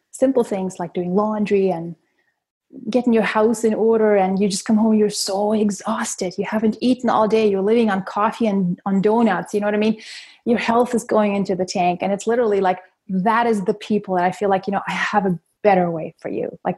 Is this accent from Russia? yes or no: yes; Russia; born there; moved away; also born or lived in Germany; We moved here from Can- uh, from Germany actually, but I was originally born in Russia.